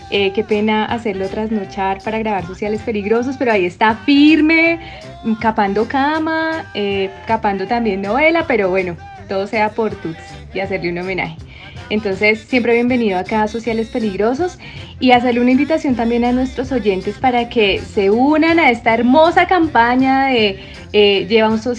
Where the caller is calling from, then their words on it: Mexico; Les mando un pinche besote desde México y nos vemos pronto, cabrones.